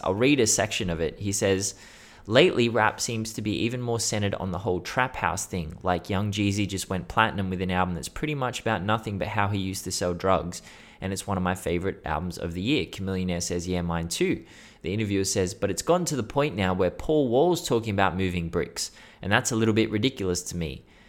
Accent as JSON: {"language": "English", "town": "Sydney", "region": "New South Wales", "country": "Australia", "said": "I'm from Sydney, Australia, not Houston, Texas"}